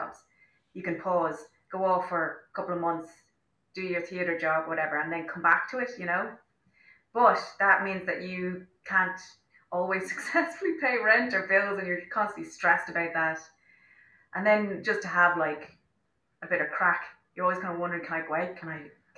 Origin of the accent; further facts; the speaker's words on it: Dublin, Leinster, Ireland; moved away as an adult; also born or lived in Wicklow / London; I was born in Dublin. I lived in Wicklow in the countryside in the sticks for a bit. Moved back to Dublin